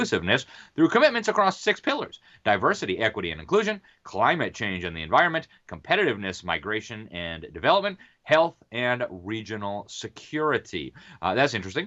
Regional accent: Mexico; moved away; I grew up in Mexico. I spent more years living in Mexico City than any other place in the world.

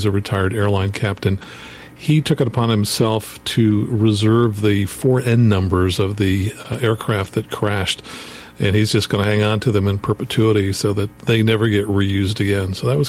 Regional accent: Wellsboro, Pennsylvania, United States; I know it really well because that's close to where I grew up in Wellsboro, PA.

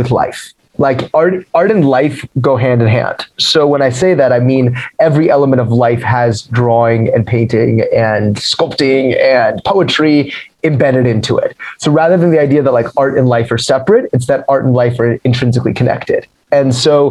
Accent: Denver, Colorado, United States; moved away; also born or lived in Providence, Rhode Island; So I was born in Denver, Colorado. That's where I'm from

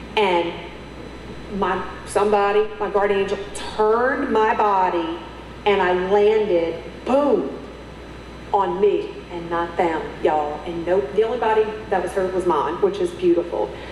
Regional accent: Metairie, Louisiana, United States; moved away; I'm from Metairie.

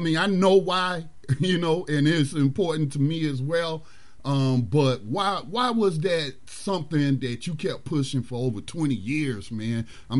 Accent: Detroit, Michigan, United States; now in North Carolina, United States; I grew up in Detroit. I was born, you know, where I'm at right now. I was born down here in North Carolina.

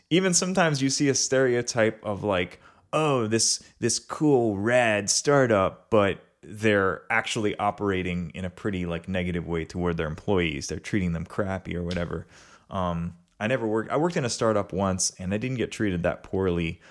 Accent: River Ridge, Louisiana, United States; I grew up in River Ridge, Louisiana

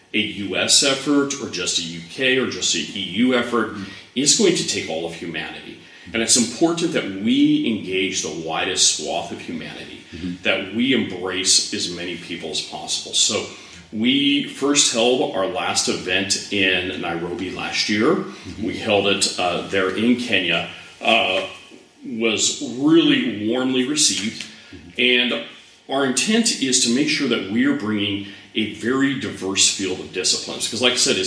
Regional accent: United States; I'm an American.

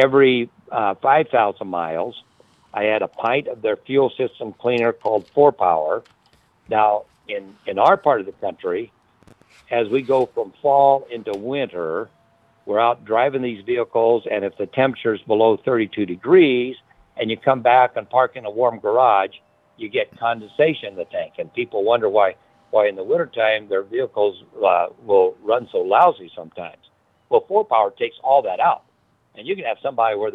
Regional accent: Lincoln, Nebraska, United States; my hometown, Lincoln, Nebraska

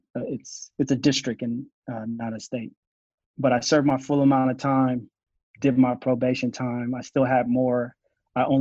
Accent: Asheville, North Carolina, United States; I'm born and raised in Asheville, North Carolina

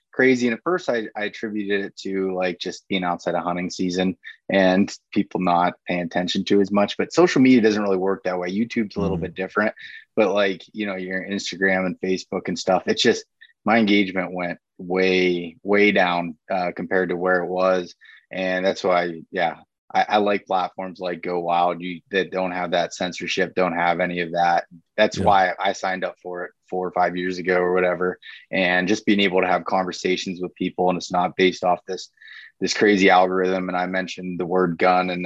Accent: Pennsylvania, United States; in Pennsylvania, when I'm hunting deer, like this is my home state, I spend the most time in it.

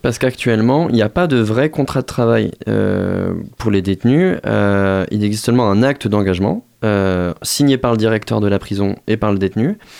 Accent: Moselle, Grand Est, France; je viens de la Moselle

